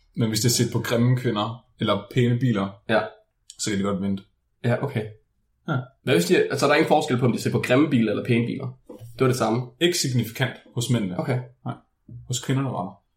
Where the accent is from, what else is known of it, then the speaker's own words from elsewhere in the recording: West Jutland, Denmark; jeg er vestjyde.